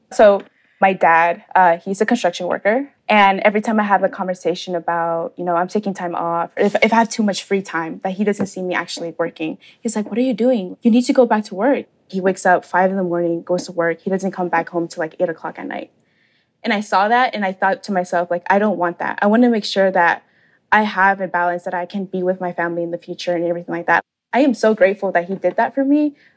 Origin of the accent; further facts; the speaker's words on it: Atlanta, Georgia, United States; I was born and raised here in Atlanta, Georgia